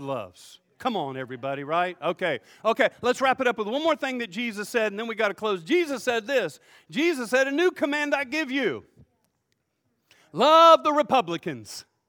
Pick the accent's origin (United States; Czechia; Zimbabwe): United States; I'm an American